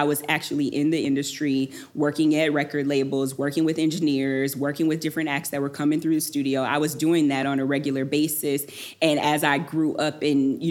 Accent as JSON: {"language": "English", "town": "Detroit", "region": "Michigan", "country": "United States", "said": "I'm from Detroit, and so music was always such a really, really big part of my life and growing up"}